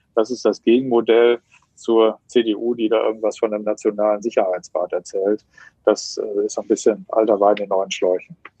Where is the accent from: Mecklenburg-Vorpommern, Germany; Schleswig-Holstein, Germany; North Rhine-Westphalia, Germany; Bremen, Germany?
North Rhine-Westphalia, Germany; Wetter; also born or lived in Herdecke; In Herdecke bin ich geboren worden und in Wetter an der Ruhr aufgewachsen